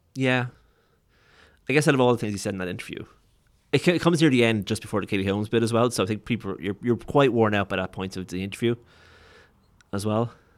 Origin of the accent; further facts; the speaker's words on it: Waterford, Munster, Ireland; I'm from Waterford, which is a town or city of like forty thousand people